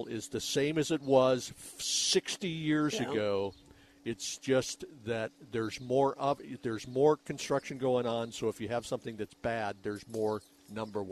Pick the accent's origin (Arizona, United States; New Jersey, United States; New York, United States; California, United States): Arizona, United States; Rancho Ventura subdivision; the subdivision of the house that I grew up